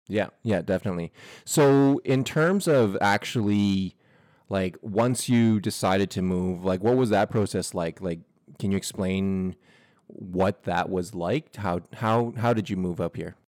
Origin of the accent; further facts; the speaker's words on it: Edmonton, Alberta, Canada; moved away as an adult; now in Vancouver, Canada; growing up in Edmonton